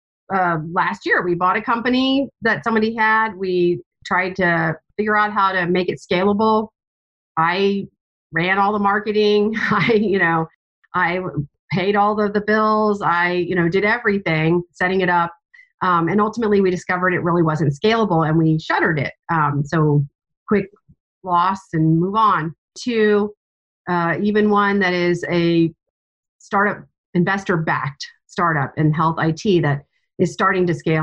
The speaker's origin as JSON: {"language": "English", "region": "East Coast of the United States", "country": "United States", "moved": "as an adult", "lives_now": "Indianapolis, United States", "said": "We're both from the East Coast of the United States"}